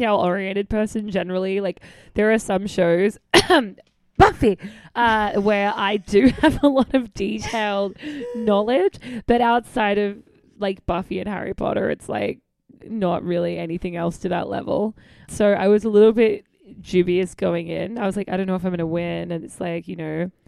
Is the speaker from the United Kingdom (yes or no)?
no; South Australia, Australia; now in New York City, United States; I grew up in South Australia